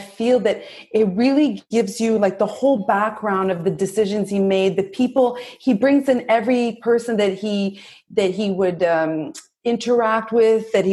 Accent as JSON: {"language": "English", "town": "Brampton", "region": "Ontario", "country": "Canada", "moved": "as an adult", "lives_now": "Montreal, Canada", "said": "I am from actually Ontario. I'm from Brampton, but I moved when I went to McGill around 18 years old. I just stayed in Montreal and I've made it my home ever since"}